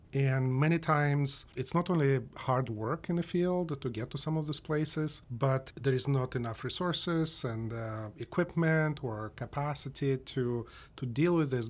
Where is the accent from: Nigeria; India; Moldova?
Moldova; moved away; I grew up in Moldova